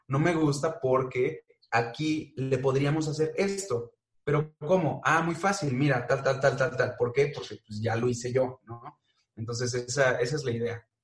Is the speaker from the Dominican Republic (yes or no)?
no; Mexico; tenemos muchos los mexicanos